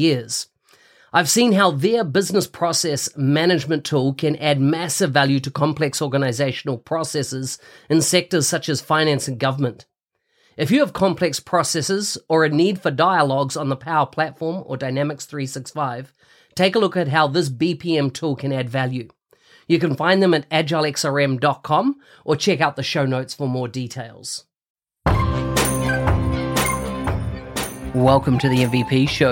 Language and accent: English; New Zealand